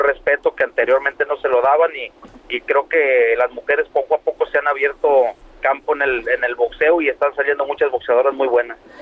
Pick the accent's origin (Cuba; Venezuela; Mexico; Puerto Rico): Mexico; now in United States; como mexicanos